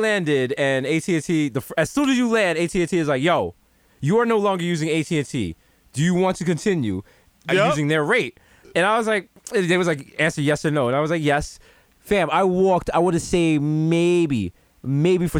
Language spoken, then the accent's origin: English; United States; I am an American